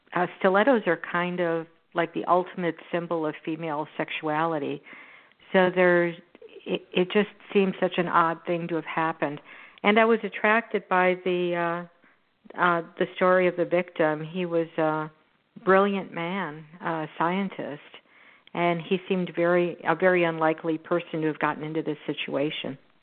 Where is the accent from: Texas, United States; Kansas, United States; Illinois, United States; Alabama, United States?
Texas, United States; Houston; this is in my hometown. It's in Houston